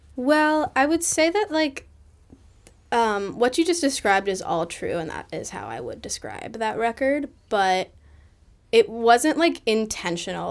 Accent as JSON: {"language": "English", "town": "Boston", "region": "Massachusetts", "country": "United States", "tie": "born or raised there", "said": "the one in my hometown"}